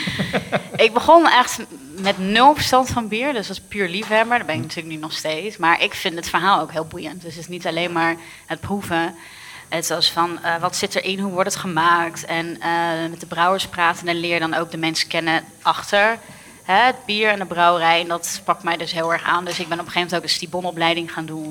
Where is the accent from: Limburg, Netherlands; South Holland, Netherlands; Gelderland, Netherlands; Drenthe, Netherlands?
South Holland, Netherlands; Rotterdam; ik ben een Rotterdammer echt een hart en nieren